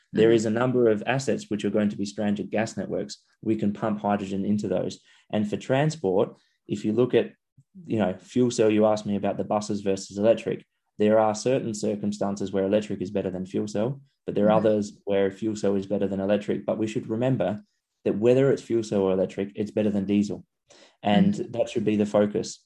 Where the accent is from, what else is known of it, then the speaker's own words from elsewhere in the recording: Adelaide, South Australia, Australia; my hometown of Adelaide